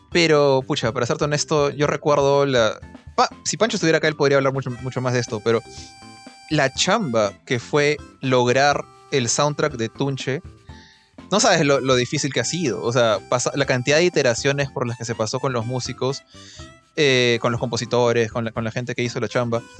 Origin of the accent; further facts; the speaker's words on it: Philippines; yo sí, yo soy filipina, me había olvidado, ya, yo soy filipina.